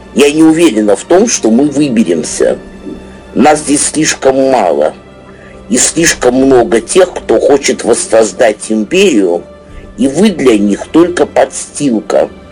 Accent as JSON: {"language": "Russian", "country": "Russia", "tie": "born or raised there", "also_born_or_lived": "Moscow", "said": "уроженец этой России"}